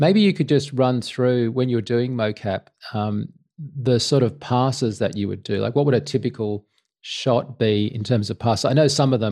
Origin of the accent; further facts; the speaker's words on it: Sydney, New South Wales, Australia; I was from Sydney